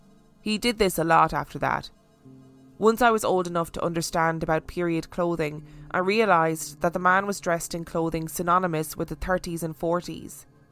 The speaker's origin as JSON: {"language": "English", "region": "London", "country": "United Kingdom", "tie": "born or raised there", "said": "I grew up in South London and lived in a ground floor, creepy, drafty, Victorian rented maisonette."}